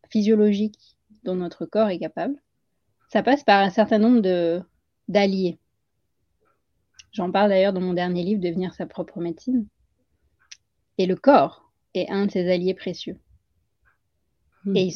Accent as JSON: {"language": "French", "region": "Île-de-France", "country": "France", "tie": "born there", "said": "Peut-être parce que je suis née en France, en région parisienne, mais que mes parents sont nés en Inde et que j'ai grandi entre ces deux cultures."}